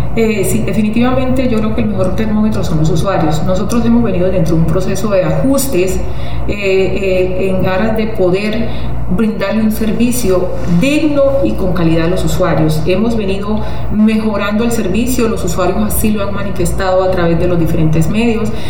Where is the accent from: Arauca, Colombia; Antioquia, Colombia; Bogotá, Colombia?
Arauca, Colombia; como araucana tengo un gran compromiso con mi tierra, con mis usuarios, con mi ciudad